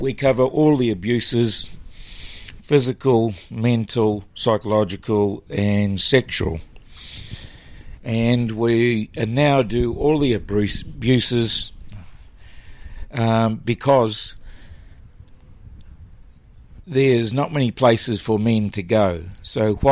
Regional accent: Mosgiel, Otago, New Zealand; moved away as an adult; also born or lived in Wellington, New Zealand / Auckland, New Zealand / Dunedin, New Zealand; I'm born and bred in Mosgiel

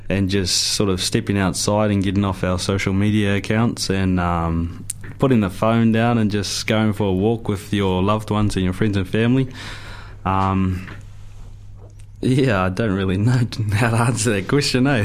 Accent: Gore, Southland, New Zealand; also born or lived in Hokianga; I'm from Gore. I was born down there, and I um, I was brought up down south. Uh, spent most of my childhood down there

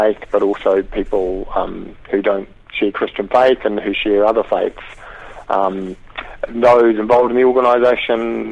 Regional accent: New Zealand; I guess growing up in New Zealand

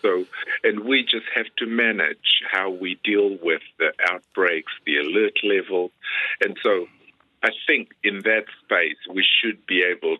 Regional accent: Fiji; moved away as an adult; also born or lived in Dunedin, New Zealand / Christchurch, New Zealand / Suva, Fiji; now in Auckland, New Zealand; I'm Fijian. I grew up in Fiji until I came to medical school at Otago Medical School in Dunedin

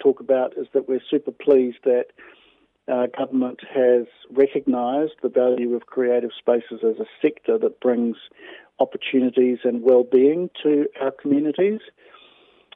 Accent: Wellington, New Zealand; moved away; also born or lived in Australia / Melbourne; I was born in Wellington, but I lived in Australia for a long time

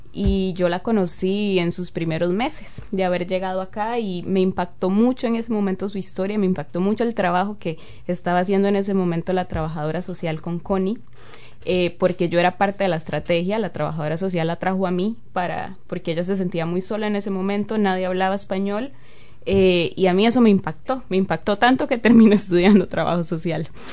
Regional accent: San Isidro de Heredia, Heredia, Costa Rica; now in New Zealand; yo soy de San Isidro de Heredia. San Isidro de Heredia es un pueblito rural allá en Costa Rica

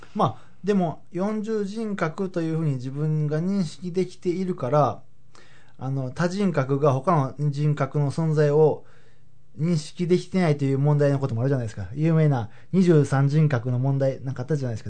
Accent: Habikino, Osaka, Japan; 僕だったら羽曳野市っていうところで育ったんですけれども

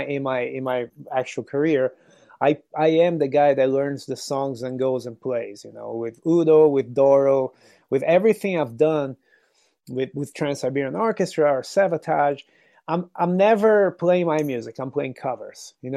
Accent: Brazil; English is a second language; now in United States; I'm from Brazil. You know, I'm originally from Brazil. But living in America

